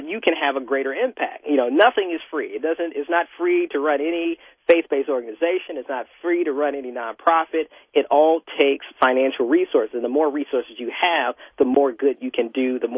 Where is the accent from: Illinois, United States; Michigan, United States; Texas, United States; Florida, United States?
Illinois, United States; Chicago; moved away; also born or lived in Washington, D.C. / New York / Miami / Los Angeles; I grew up in Hyde Park, not too far from the Obamas, Muhammad Ali